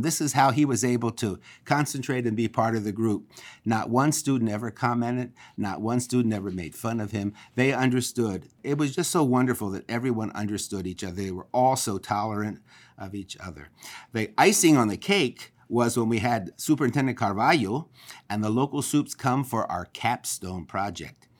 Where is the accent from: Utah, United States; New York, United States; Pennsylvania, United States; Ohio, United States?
Pennsylvania, United States; Philadelphia; now in Los Angeles, United States; I am from Philadelphia, Pennsylvania